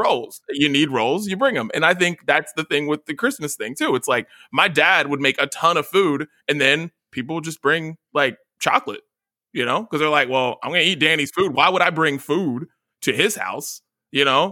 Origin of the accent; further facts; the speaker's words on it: West Virginia, United States; moved away; I'm from West Virginia